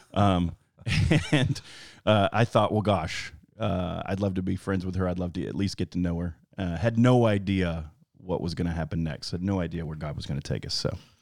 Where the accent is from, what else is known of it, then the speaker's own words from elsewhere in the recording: Florida, United States; moved away as an adult; also born or lived in Alabama; I moved to Florida and grew up there, gr-, had graduated high school